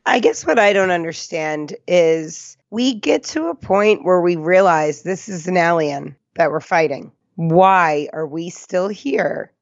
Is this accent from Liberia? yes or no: no; New Jersey, United States; Growing up in Jersey